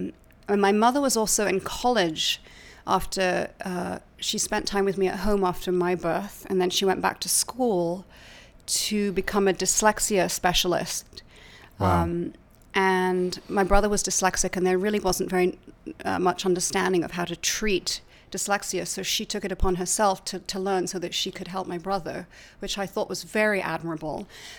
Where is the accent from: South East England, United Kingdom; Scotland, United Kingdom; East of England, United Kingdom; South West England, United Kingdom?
South East England, United Kingdom; Laleham; My whole childhood. In fact, my parents only recently moved out of my childhood home.